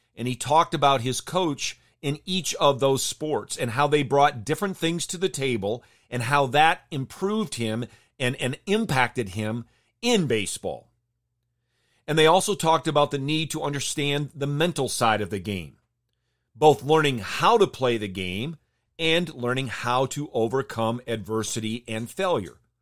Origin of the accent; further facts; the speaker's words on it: Jenison, Michigan, United States; I grew up in Jenison, Michigan